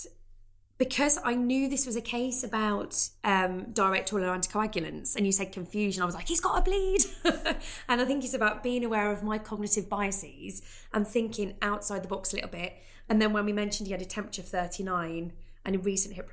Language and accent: English; near Birmingham, West Midlands, United Kingdom; It's so close to my hometown, so I'm going to have to come because it's in Birmingham